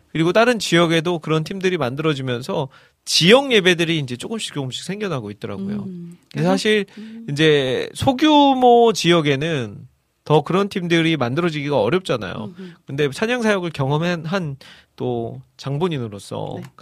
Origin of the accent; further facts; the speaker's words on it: Iksan, North Jeolla, South Korea; 저는 이제 고향이 익산인데